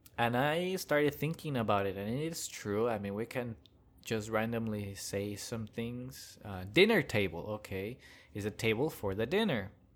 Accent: Hidalgo, Texas, United States; also born or lived in China; now in Austin, United States; my hometown, which is Hidalgo, back in the border area

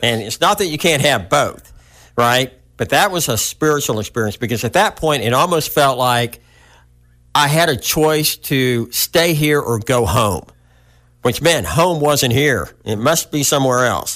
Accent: Hot Springs, Arkansas, United States; I was born in Hot Springs, Arkansas, which really isn't too far from where we are now.

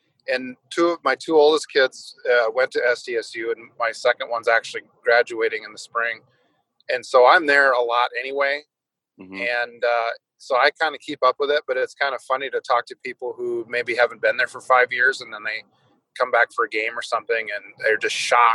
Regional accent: Letcher, South Dakota, United States; moved away as an adult; where we grew up in Letcher

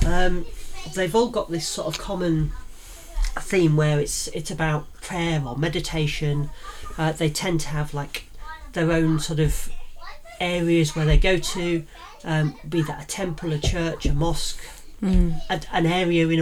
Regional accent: Yorkshire and the Humber, United Kingdom; accent: Yorkshire; my Yorkshire accent comes out.

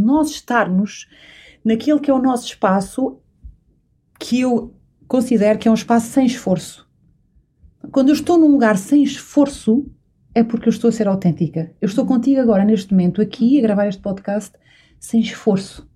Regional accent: São Miguel, Azores, Portugal; Eu sou açoriana, nasci e cresci em São Miguel

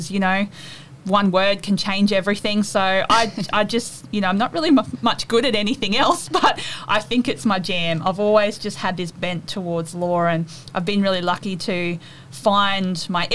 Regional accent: Mackay, Queensland, Australia; I was from Mackay

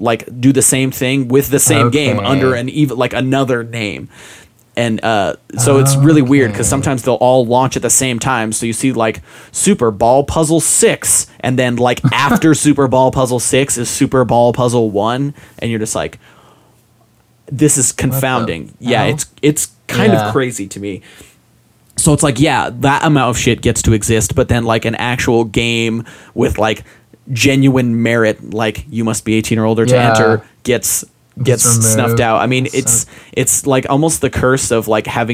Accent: Utah, United States; I grew up in Utah. I went to like all of my schooling in Utah

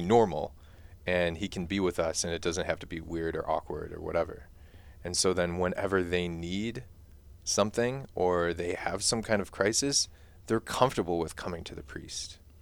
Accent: Mundelein, Illinois, United States; back to Mundelein, back to my hometown

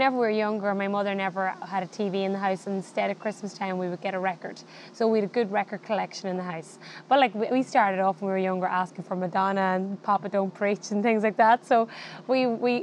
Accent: County Monaghan, Ireland; I am from Ireland, and I'm from a very small county called County Monaghan.

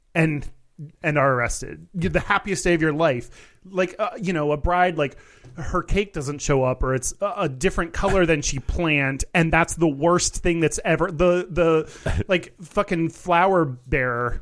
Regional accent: United States; as an American

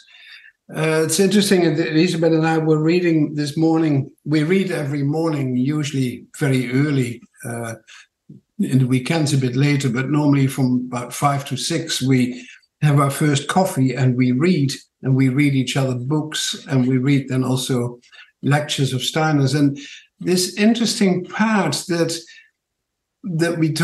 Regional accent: Netherlands; accent: Dutch; also born or lived in New Zealand; now in Tauranga, New Zealand; My funny accent is from Holland, and I've been here in New Zealand about 50 years now, or 48 years

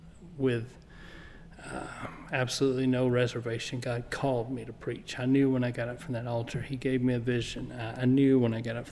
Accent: Blytheville, Arkansas, United States; also born or lived in West Helena, Arkansas / Bono, Arkansas; My parents got in church before I was born in West Helena, Arkansas, under Spencer McCool. I was dedicated by Spencer. My family moved to Blytheville, which was my dad's hometown, whenever I was preschool age.

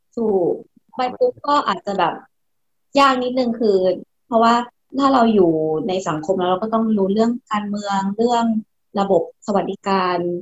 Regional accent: Thailand; moved away as an adult; now in Japan; เมืองไทยก็เป็นบ้านเกิดเรา

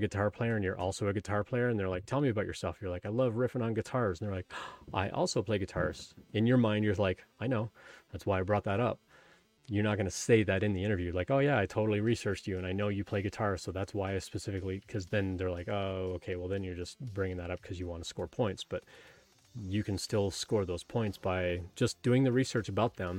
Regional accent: Canada; I grew up in Canada and I played ice hockey for 12 years

